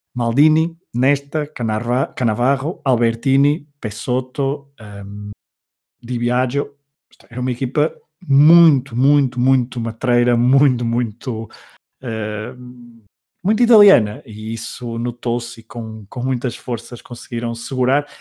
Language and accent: Portuguese; Portugal; nos diz muito enquanto portugueses